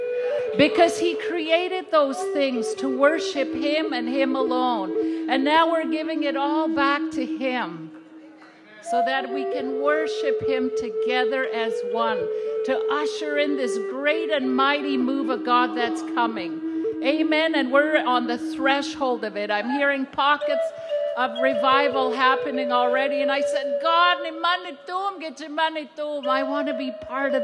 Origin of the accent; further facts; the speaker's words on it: Saskatchewan, Canada; first language Cree; English is a second language; now in Seattle, United States; I live in Seattle, Washington, but I'm from Saskatchewan, Canada. I'm Cree, and I'm full-blood Cree, and I speak my language